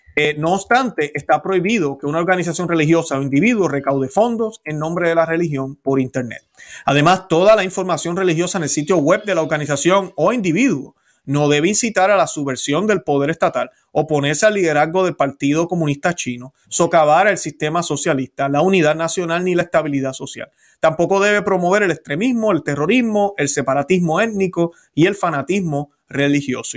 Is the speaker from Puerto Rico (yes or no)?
yes; Puerto Rico; Yo no dejé de ser puertorriqueño